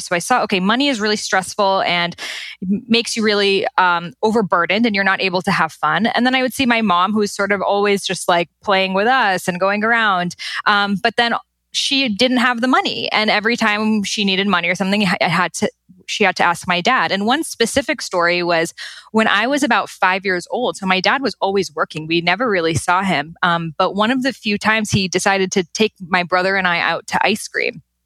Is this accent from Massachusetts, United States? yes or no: yes; Boston, Massachusetts, United States; I was born and raised in Boston, Massachusetts